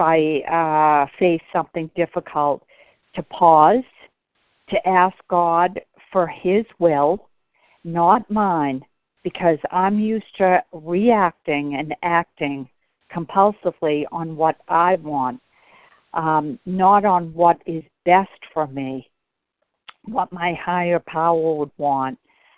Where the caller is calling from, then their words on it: Bedford, Massachusetts, United States; I'm calling from Bedford, Mass.